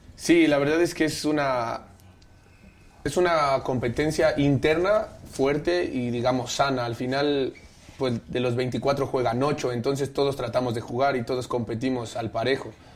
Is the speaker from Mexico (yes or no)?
yes; Mexico City, Mexico; De aquí, del DF